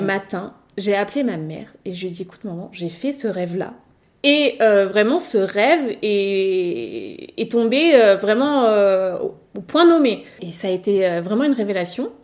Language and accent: French; Nice, Provence-Alpes-Côte d'Azur, France; born or raised there; also born or lived in Paris